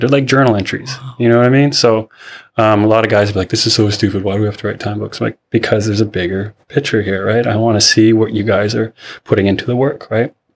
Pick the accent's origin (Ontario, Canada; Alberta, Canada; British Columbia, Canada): British Columbia, Canada; Seabird Island; also born or lived in Chilliwack, British Columbia; I'm from Seabird Island. Uh, grew up there.